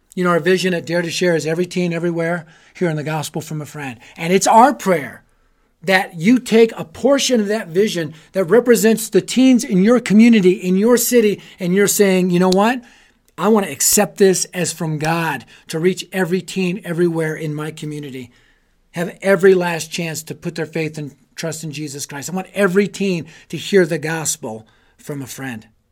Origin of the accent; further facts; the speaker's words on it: Colorado, United States; I'm from Colorado. I live in Colorado